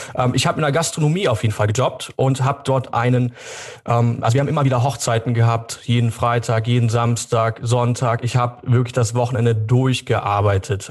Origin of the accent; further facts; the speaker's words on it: Germany; hier bei uns in Deutschland